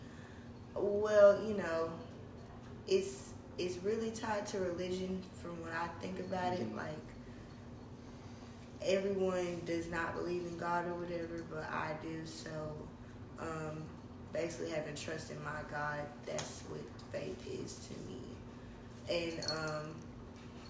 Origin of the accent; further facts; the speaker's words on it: Chattanooga, Tennessee, United States; I'm from Chattanooga